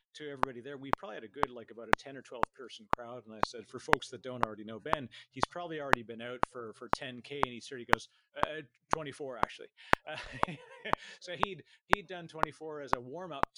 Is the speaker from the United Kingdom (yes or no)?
no; Canada; I'm Canadian